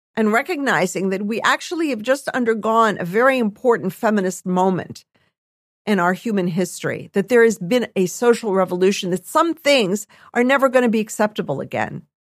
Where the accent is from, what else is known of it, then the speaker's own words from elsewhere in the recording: United States; we as Jews in America